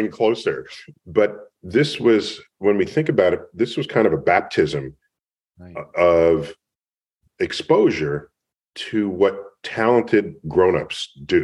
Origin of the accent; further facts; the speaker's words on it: New York City, New York, United States; I grew up in New York City in the Bronx